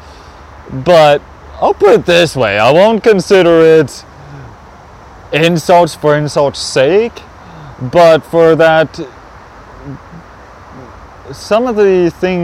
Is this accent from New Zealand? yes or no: no; Canada; I'm a Canadian